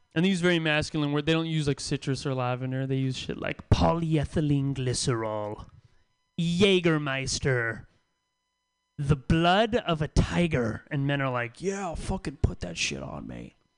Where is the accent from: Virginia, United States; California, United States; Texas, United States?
California, United States; the Bay Area; now in San Francisco, United States; I live in San Francisco now. I've lived here for a couple years. I'm from the Bay, but it's my first time living in San Francisco